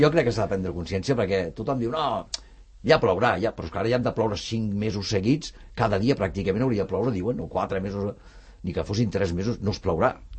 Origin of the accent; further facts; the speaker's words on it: Barcelona, Catalonia, Spain; jo sóc de Gràcia també